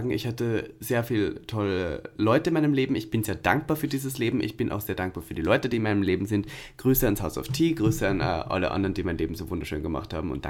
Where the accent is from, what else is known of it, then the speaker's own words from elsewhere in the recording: Austria; Also wirklich, ich hasse ihn auch als Österreicher.